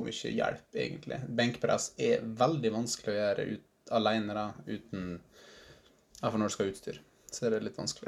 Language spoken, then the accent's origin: Norwegian; Vassnes / Skorgen, Møre og Romsdal, Norway; moved away; jeg er fra Vassnes, eh, egentlig. Eller Skorgen